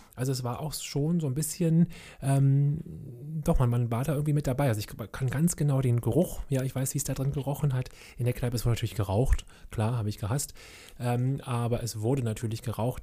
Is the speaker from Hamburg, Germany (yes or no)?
no; Berlin, Germany; ich bin ja groß geworden in Kreuzberg, SO36.